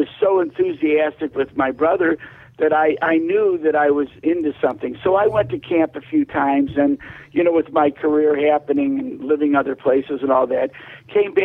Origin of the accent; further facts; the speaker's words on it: Chicago, Illinois, United States; I was headed to Our Lady Help of Christians school in Chicago on the west side